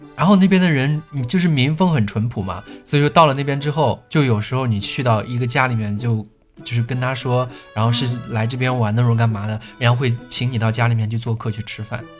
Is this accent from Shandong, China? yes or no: no; Kaifeng, Henan, China; 我是河南开封